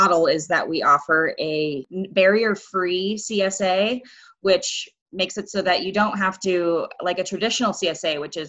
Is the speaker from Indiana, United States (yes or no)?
no; Southern California, United States; also born or lived in Santa Cruz, California; I grew up in Southern California, in the mountains and then at the beach